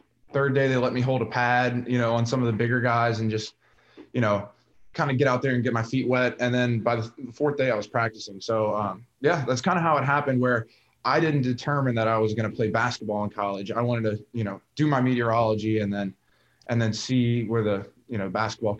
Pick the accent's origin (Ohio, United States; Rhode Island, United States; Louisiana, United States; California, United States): Louisiana, United States; New Orleans area; I'm from the New Orleans area. So not exactly New Orleans, but just north of the lake.